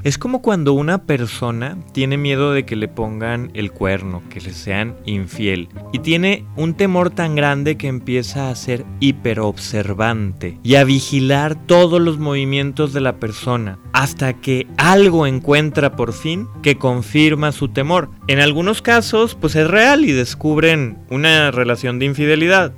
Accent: Mexico; México y los mexicanos tenemos que aprender

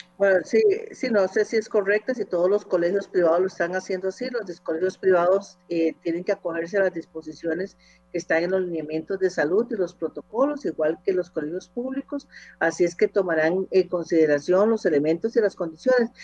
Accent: Costa Rica; como ciudadanos costarricenses

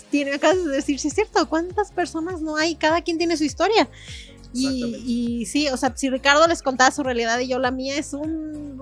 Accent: San Luis Potosí, Mexico; las personas que somos de San Luis Potosí

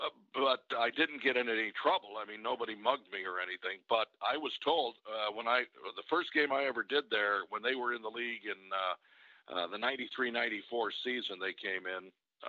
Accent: Detroit, Michigan, United States; moved away; I'm from Detroit

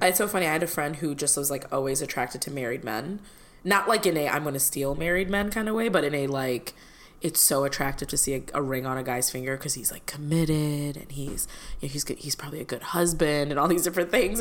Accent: Illinois, United States; moved away; my home state of Illinois

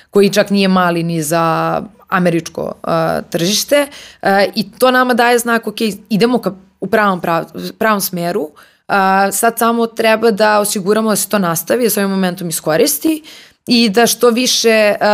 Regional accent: Serbia; ja sam iz Srbije

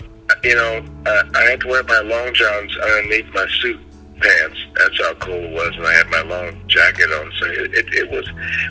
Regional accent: Los Angeles, California, United States; also born or lived in Spokane, Washington / New Orleans / San Francisco; Well, I was born in Spokane, Washington, and I was raised in three cities, New Orleans, San Francisco, and Los Angeles. I probably will spend the most amount of time in L.A. and all my schooling. In Los Angeles.

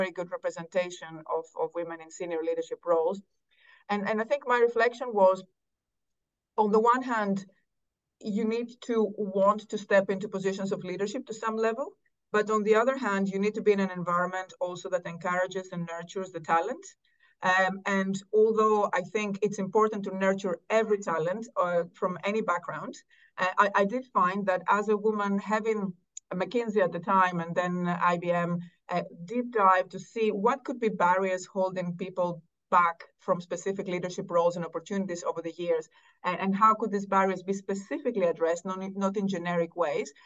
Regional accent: Athens, Attica, Greece; moved away as an adult; also born or lived in Cambridge, United Kingdom; I think I'm solidly Greek. Both parents Greek. I grew up in Athens.

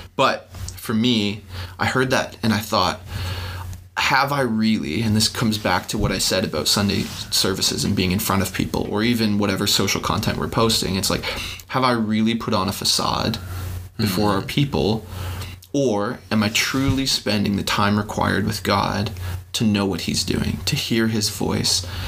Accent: Canada; We're Canadian

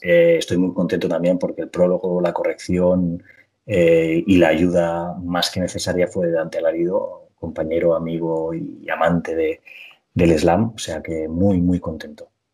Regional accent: Petrer, Valencian Community, Spain; moved away; a Petrera, a mi pueblo

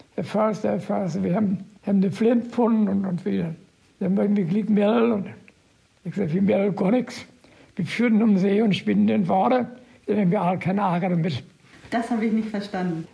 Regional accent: Rostock area, Mecklenburg-Vorpommern, Germany; Ich bin aus der Rostocker Gegend

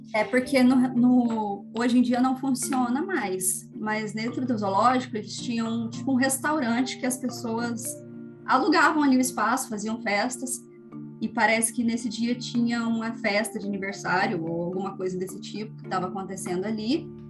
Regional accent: Varginha, Minas Gerais, Brazil; sou aqui de Varginha

